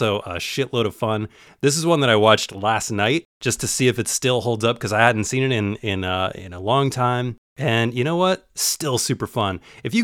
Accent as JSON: {"language": "English", "area": "Bay Area", "region": "California", "country": "United States", "said": "I'm from California, so I'm from the Bay Area, and we have this place called, I think right now it's called Six Flags, but it used to be Paramount's Great America"}